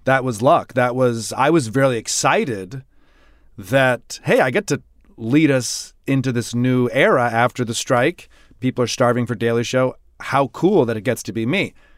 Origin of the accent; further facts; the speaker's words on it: Michigan, United States; I'm from the Middle West. I'm from Michigan